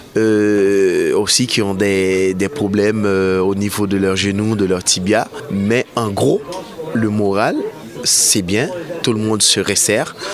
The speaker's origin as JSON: {"language": "French", "country": "Haiti", "moved": "as an adult", "lives_now": "Paris, France", "said": "je suis de nationalité haïtienne. Donc euh, ça fait 5 ans que je vis à Paris."}